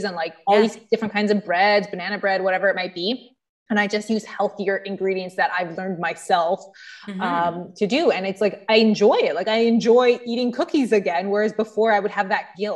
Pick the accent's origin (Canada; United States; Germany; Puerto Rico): Canada; Mississauga, Ontario; I'm from Mississauga.